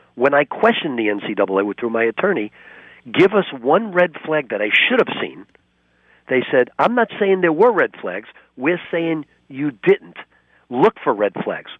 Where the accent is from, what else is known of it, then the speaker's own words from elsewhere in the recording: New York, United States; growing up as a New Yorker